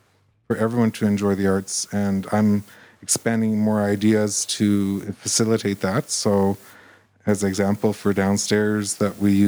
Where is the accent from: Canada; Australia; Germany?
Canada; Edmonton, Alberta; born there; now in Red Deer, Canada; I was from Edmonton.